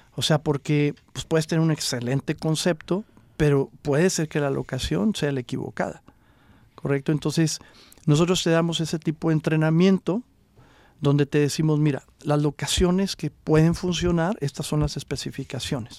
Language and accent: Spanish; Coahuila, Mexico; first language Spanish; now in Los Angeles, United States; yo soy originario de Coahuila